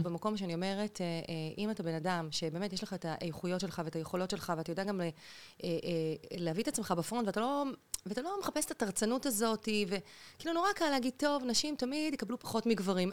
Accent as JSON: {"language": "Hebrew", "region": "Central District", "country": "Israel", "tie": "born or raised there", "also_born_or_lived": "Beersheba / Lehavim", "said": "אני נולדתי בבאר שבע, אוקיי. אבל בגיל יחסית, כשאני הייתי ככה בסביבות, לא יודעת, שבע כזה, שמונה, המשפחה עברה למרכז הארץ, גרנו שם המון שנים"}